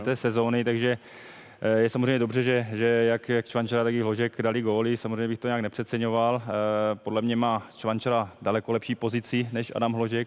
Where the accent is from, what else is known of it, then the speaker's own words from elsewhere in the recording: Germany; moved away; to mě pomohlo, že jsem vyrůstal v Německu